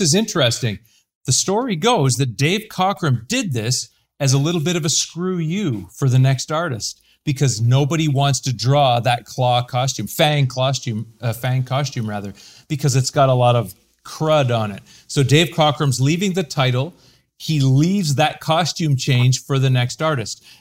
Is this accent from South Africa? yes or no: no; Canada